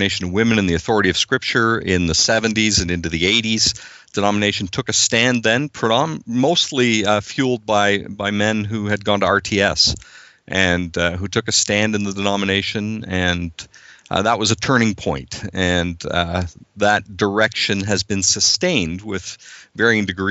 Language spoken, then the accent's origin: English; Southern Ontario, Canada; moved away as an adult; now in New Brunswick, Canada; I'm a Canadian, Bill. I was born and raised in Ontario, Southern Ontario.